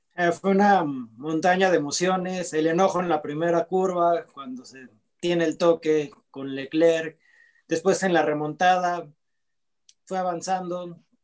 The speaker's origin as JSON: {"language": "Spanish", "country": "Mexico", "said": "como mexicano"}